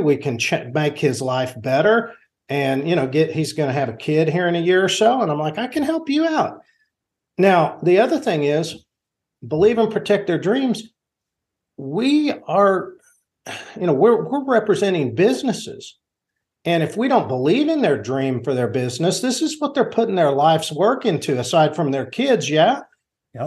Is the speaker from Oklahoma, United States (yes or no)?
yes; Enid, Oklahoma, United States; also born or lived in Washington; I grew up here in Enid, and it's, so it's my hometown